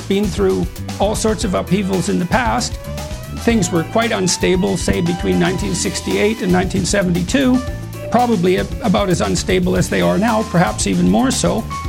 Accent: Canada; speaking as a Canadian

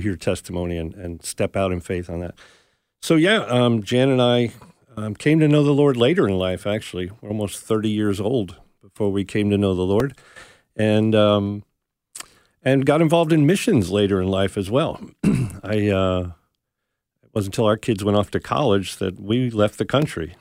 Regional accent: New Jersey, United States; moved away as an adult; also born or lived in North Carolina / Arkansas; I'm from New Jersey.

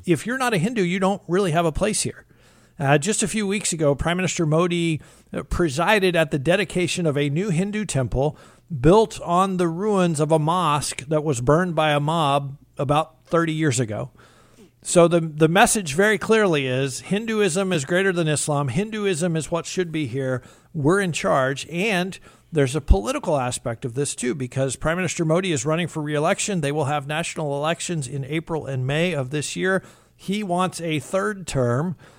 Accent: United States; we as American Christians

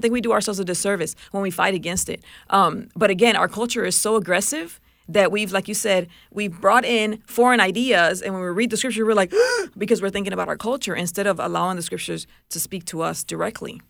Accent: Puerto Rico; moved away; I grew up in Puerto Rico

